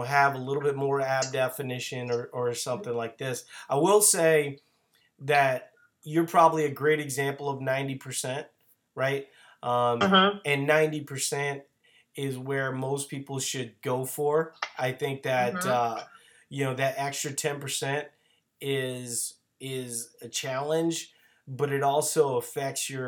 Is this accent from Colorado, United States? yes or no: no; Louisiana, United States; I'm from Louisiana